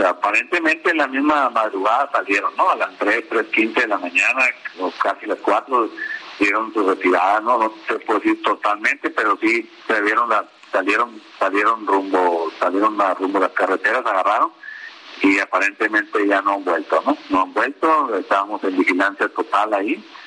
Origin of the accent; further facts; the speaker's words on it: Caborca, Sonora, Mexico; yo soy de ahí de Caborca, quiero mucho mi pueblo